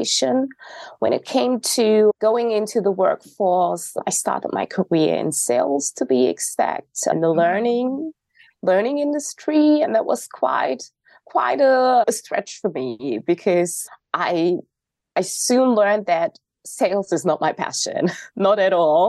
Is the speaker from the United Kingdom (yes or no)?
no; North Rhine-Westphalia, Germany; I was born and raised in Germany, in North Rhine-Westphalia to be exact